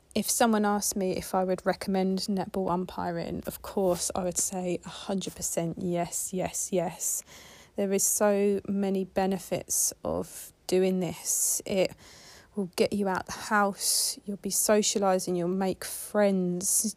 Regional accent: Kent, South East England, United Kingdom; now in Manchester, United Kingdom; I'm originally from Kent

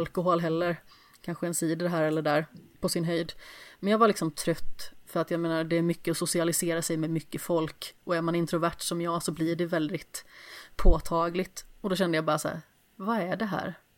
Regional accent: Alingsås, Västra Götaland, Sweden; jag kommer ju från Allingsås

